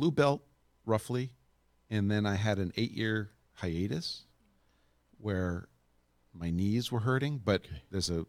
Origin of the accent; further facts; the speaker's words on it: Brooklyn, New York, United States; And so I had a weird upbringing in that I grew up in Brooklyn, New York, but I was camping with the Boy Scouts.